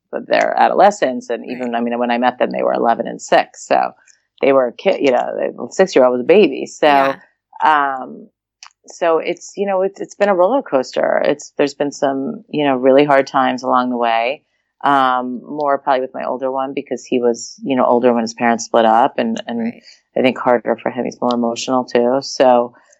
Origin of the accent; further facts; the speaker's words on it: New York, United States; also born or lived in Philadelphia; now in Los Angeles, United States; We grew up in New York